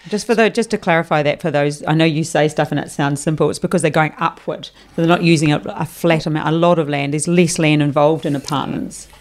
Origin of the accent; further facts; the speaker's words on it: New Zealand; now in Queensland, Australia; I am from New Zealand, o, obviously. You'd understand my accent